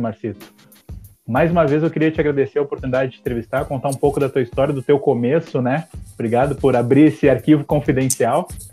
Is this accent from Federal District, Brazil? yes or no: no; Porto Alegre, Rio Grande do Sul, Brazil; que é bem parecido com o Partenon, onde eu nasci lá